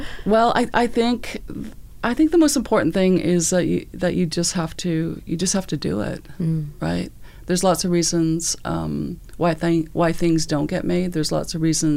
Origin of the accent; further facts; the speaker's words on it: Vancouver, British Columbia, Canada; we grew up in the city